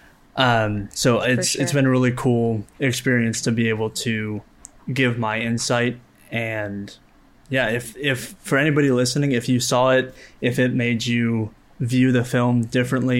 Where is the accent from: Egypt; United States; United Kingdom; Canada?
United States; Kentucky; I'm from Kentucky, so I'm not on Osage land, but I am a member of the tribe